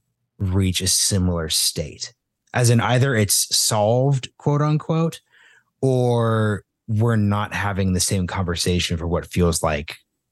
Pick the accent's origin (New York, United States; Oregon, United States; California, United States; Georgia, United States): Oregon, United States; And I'm from Oregon